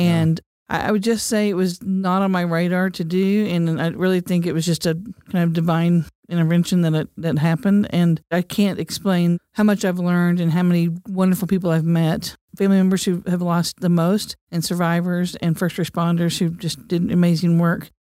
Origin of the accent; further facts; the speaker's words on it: Cleveland, Oklahoma, United States; I grew up in Cleveland, Oklahoma, on the banks of the Arkansas River